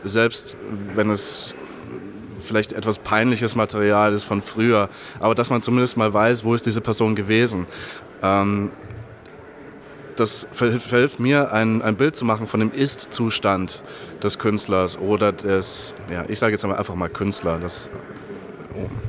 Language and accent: German; Germany; für mich als Deutscher